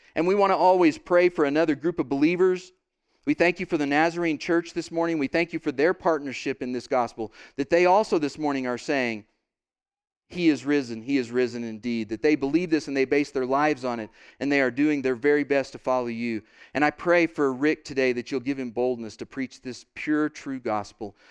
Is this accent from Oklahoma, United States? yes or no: yes; Oklahoma, United States; I'm from Oklahoma.